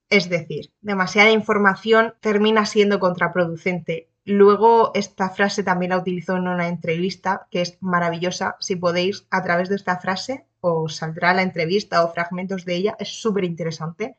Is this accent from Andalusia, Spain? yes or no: no; Region of Murcia, Spain; also born or lived in Cartagena; soy de Murcia, pero mm, región, vivir, vivo en Cartagena